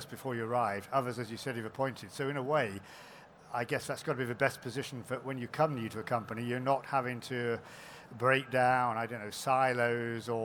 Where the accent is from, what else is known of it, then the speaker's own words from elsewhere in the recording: United Kingdom; as a Brit